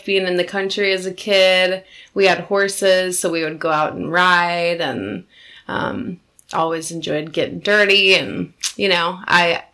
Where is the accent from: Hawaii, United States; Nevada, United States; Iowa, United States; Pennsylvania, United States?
Iowa, United States; Cedar Falls; I grew up in Cedar Falls, Iowa, which is only about an hour and a half north of here